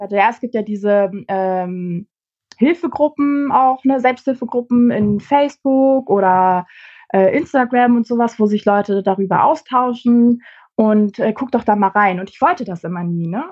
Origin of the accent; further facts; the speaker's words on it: Celle, Lower Saxony, Germany; now in Hamburg, Germany; wohne mittlerweile in Hamburg, komme aber ursprünglich aus äh, Celle.